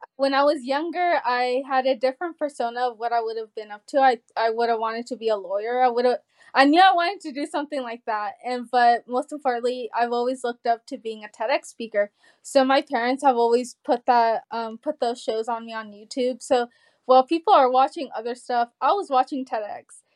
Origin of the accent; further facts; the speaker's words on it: Georgia, United States; also born or lived in California; we moved from California at eight. And I remember we went to a lake here in Georgia